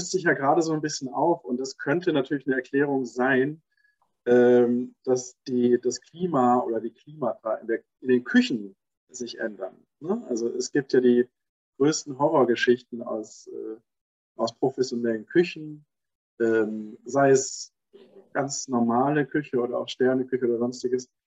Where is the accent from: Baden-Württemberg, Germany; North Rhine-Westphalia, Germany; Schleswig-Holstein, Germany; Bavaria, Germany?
Baden-Württemberg, Germany; Stuttgart; Und in der Zeit in Stuttgart, wo ich aufgewachsen bin, gab es da nicht viele äh, Mütter, die dann alleine waren und arbeiten gegangen sind.